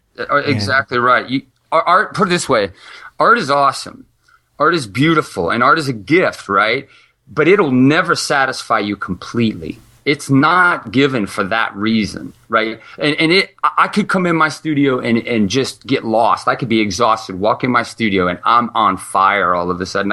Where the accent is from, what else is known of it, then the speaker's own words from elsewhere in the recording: Ohio, United States; also born or lived in California; I was born in California, grew up in Ohio